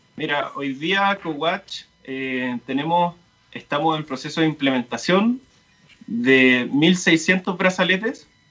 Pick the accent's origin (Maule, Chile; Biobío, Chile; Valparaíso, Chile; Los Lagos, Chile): Maule, Chile; Talca; now in Santiago, Chile; soy de Talca